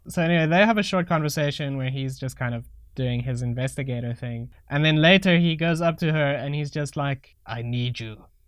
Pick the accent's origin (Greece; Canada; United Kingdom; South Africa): South Africa; I'm a crappy South African